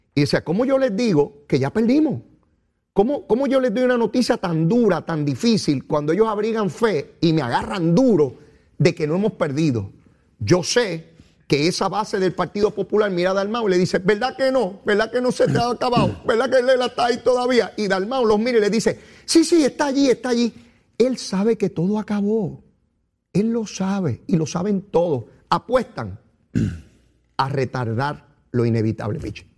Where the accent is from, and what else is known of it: Puerto Rico